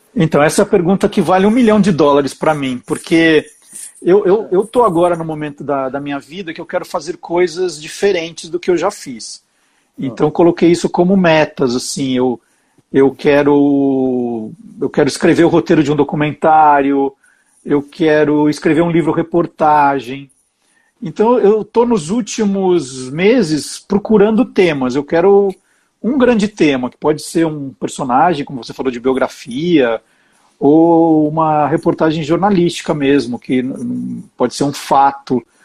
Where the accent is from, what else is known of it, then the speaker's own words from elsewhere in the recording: Brazil; como brasileiro